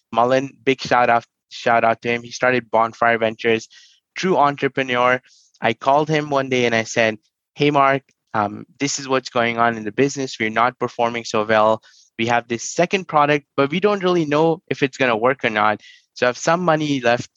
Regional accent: New Delhi, Delhi, India; moved away; I grew up in New Delhi

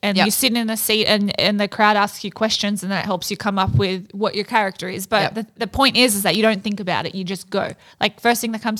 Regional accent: Australia; moved away

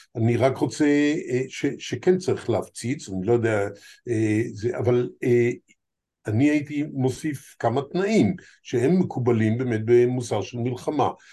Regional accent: Israel; ארץ שבה נולדתי מופיעה כפלסטינה איי

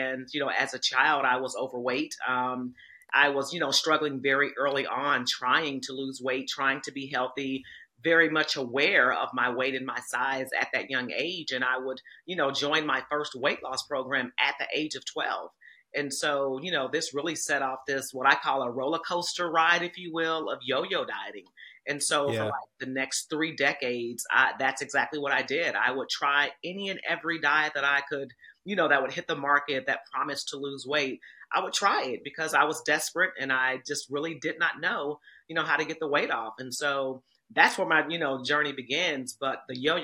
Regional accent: Kansas City, Missouri, United States; I'm from Kansas City, Missouri

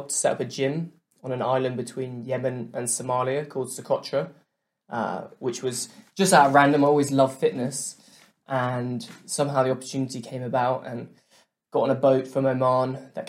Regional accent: Sudan; also born or lived in England; Yeah, so I grew up in Sudan in East Africa. So my parents worked for the church out there, overseeing education programs during the Civil War. Came back to England.

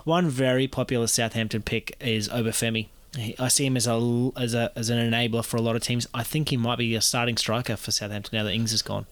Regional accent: New Zealand; as a Kiwi

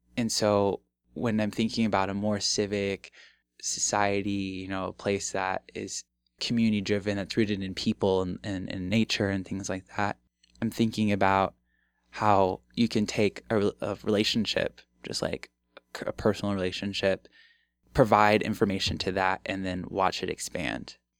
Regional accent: Omaha, Nebraska, United States; also born or lived in Bellevue, Nebraska; I come back to my hometown and see that, like, the neighborhood that I grew up in looks exactly the same

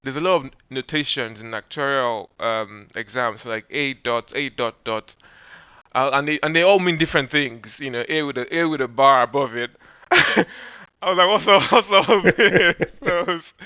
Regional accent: Nigeria; moved away; being a Nigerian, many Nigerian kids, because I guess in Nigeria we have a big oil and gas industry

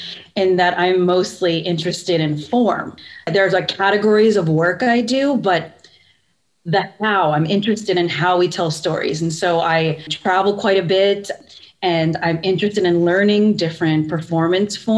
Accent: central Pennsylvania, United States; I grew up in central Pennsylvania, very suburban

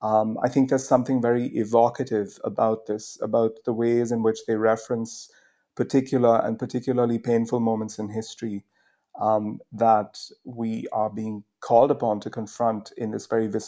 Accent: India; now in United Kingdom; I came to the UK from India on a Rhodes scholarship

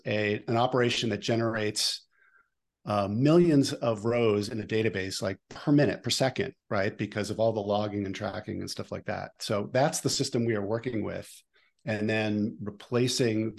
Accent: Boston, Massachusetts, United States; moved away as an adult; also born or lived in New York; I'm from Boston. I'm from the Boston suburbs.

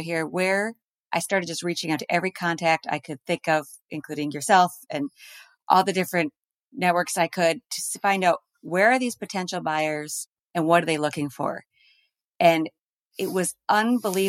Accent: Eau Claire, Wisconsin, United States; I had a wonderful childhood growing up in Eau Claire

